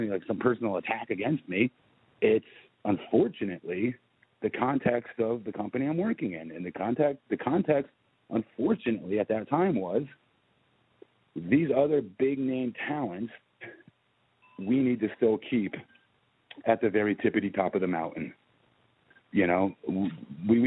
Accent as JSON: {"language": "English", "town": "Orlando", "region": "Florida", "country": "United States", "said": "I'm from Orlando"}